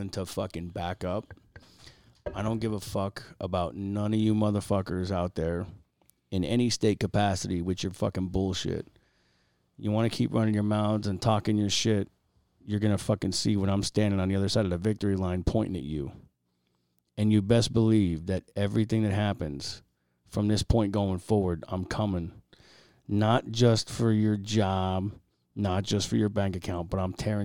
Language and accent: English; Pennsylvania, United States; I am from Pennsylvania